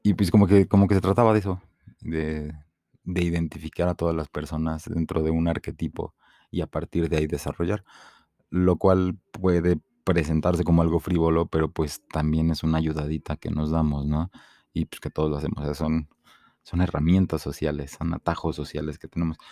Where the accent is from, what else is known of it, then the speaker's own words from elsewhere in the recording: Mexico City, Mexico; soy un chilango, este, mm, mi, mi, padre es de Veracruz, mi madre es de Torreón y pues yo nací aquí.